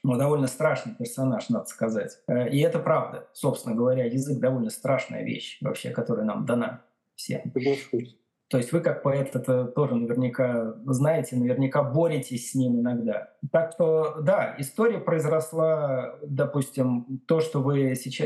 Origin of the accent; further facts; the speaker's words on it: Tashkent, Uzbekistan; moved away as an adult; also born or lived in Belgium / Moscow, Russia; now in Bath, United Kingdom; я сам из Ташкента, я переехал в Бельгию в начале 2000 2000-х годов